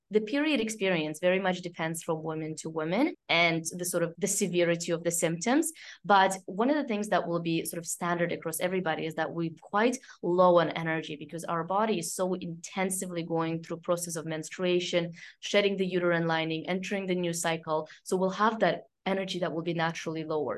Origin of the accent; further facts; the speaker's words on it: Canada; now in France; I grew up in Canada